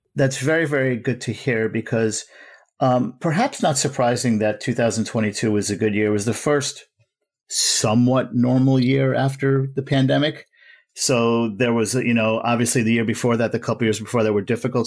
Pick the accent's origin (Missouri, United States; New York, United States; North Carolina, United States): New York, United States; I'm a New Yorker, an American